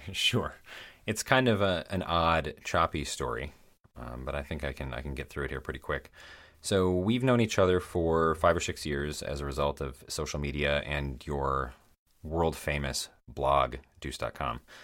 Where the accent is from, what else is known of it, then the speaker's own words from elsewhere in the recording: Michigan's Upper Peninsula, United States; accent: Midwestern; now in Chicago area, United States; I was born and raised in Michigan's Upper Peninsula.